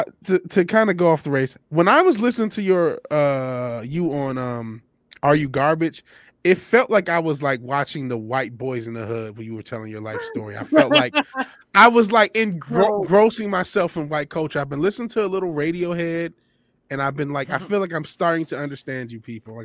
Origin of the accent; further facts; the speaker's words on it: Detroit, Michigan, United States; I'm from Detroit.